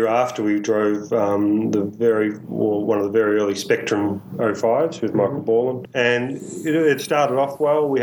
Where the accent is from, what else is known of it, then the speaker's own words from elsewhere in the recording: Newborough, Victoria, Australia; we grew up in Latrobe Valley, so yep. Newborough